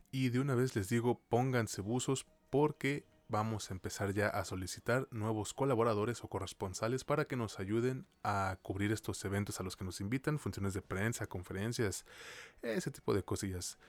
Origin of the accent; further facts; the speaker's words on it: Mexico; a mí como mexicano